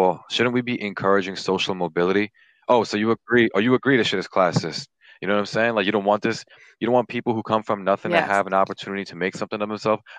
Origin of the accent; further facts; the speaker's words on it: Pakistan; I'm Pakistani.